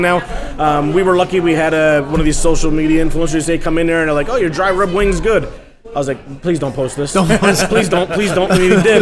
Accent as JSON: {"language": "English", "area": "Hudson Valley", "region": "New York", "country": "United States", "tie": "born or raised there", "said": "I grew up in the Hudson Valley"}